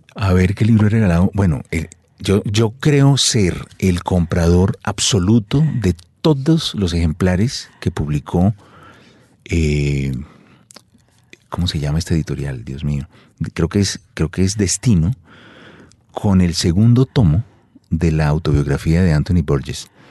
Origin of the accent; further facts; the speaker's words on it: Colombia; soy colombiano